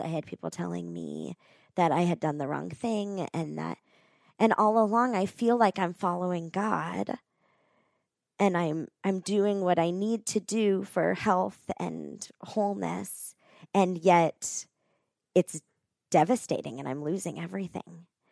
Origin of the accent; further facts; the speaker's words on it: Florida, United States; moved away as an adult; also born or lived in West Palm Beach, Florida; now in Colorado Springs, United States; I grew up in Florida